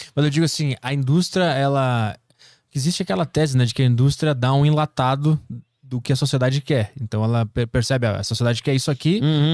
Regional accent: South Region, Brazil; sou do Sul

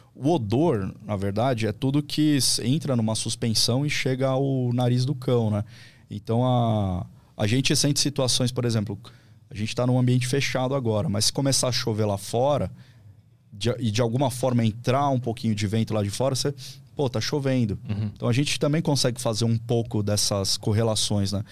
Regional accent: São Paulo, Brazil; moved away as an adult; also born or lived in Vale do Paraíba / Cruzeiro; eu sou de São Paulo, morei a vida toda, fui para lá por causa do, do concurso público

